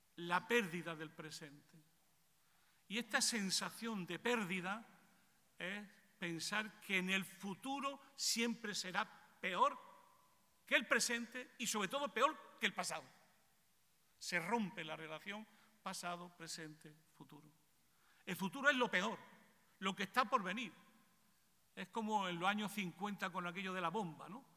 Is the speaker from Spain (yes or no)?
yes; Spain; en mi país